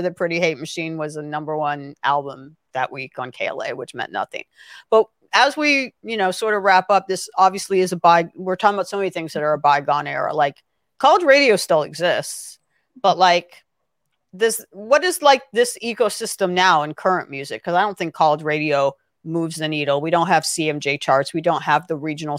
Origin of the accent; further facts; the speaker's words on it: Los Angeles, California, United States; I am from Los Angeles.